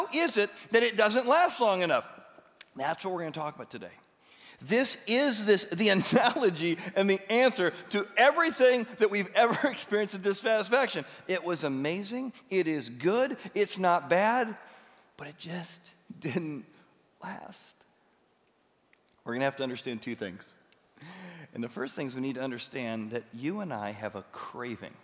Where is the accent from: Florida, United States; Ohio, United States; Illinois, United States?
Illinois, United States; Illinois River, United States; I grew up in the Illinois River.